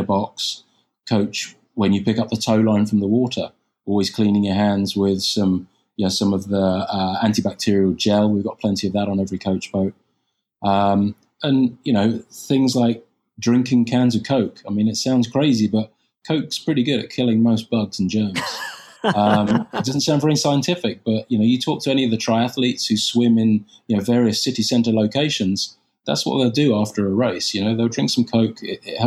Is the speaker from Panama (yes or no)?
no; United Kingdom; moved away; I'm British